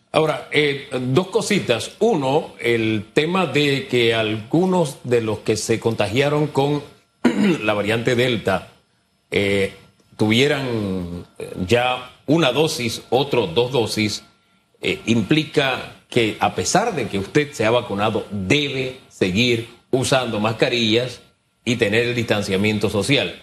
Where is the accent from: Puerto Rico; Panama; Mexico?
Panama; como panameños